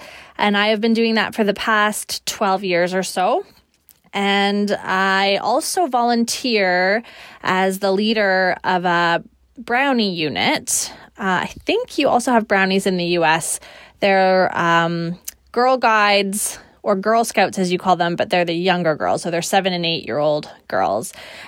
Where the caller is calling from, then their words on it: Victoria, British Columbia, Canada; I'm recording from Victoria, British Columbia, Canada, which is where I live.